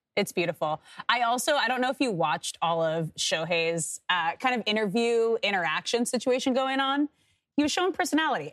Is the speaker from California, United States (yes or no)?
yes; Manhattan Beach, California, United States; my hometown in Manhattan Beach